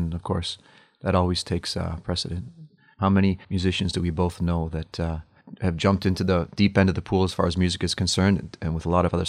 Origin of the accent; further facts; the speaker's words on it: Toronto, Ontario, Canada; So John and I are born and raised in Toronto